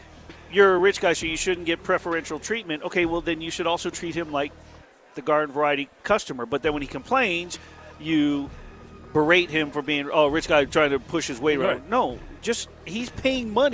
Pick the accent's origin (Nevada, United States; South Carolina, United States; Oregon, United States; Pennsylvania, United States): Nevada, United States; Las Vegas; also born or lived in Minneapolis; Growing up in Vegas